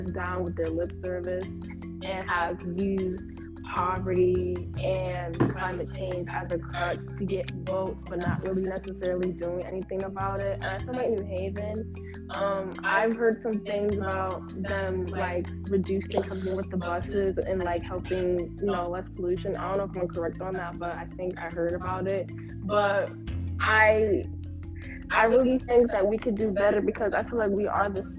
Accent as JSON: {"language": "English", "town": "New Haven", "region": "Connecticut", "country": "United States", "tie": "born or raised there", "said": "growing up in New Haven all my life"}